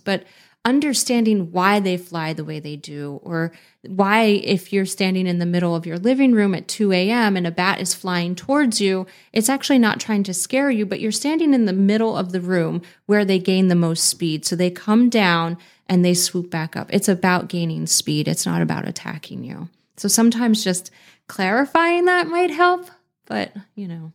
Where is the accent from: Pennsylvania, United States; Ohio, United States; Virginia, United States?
Pennsylvania, United States; also born or lived in San Diego, California; I moved back to my home state of Pennsylvania